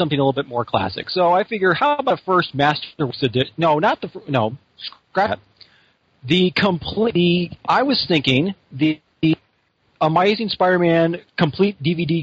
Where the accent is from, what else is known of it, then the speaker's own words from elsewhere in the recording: Washington, United States; I'm from Washington State